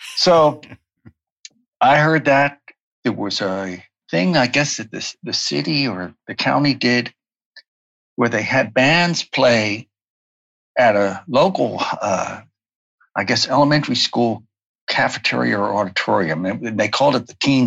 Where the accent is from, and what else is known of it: Baltimore, Maryland, United States; born or raised there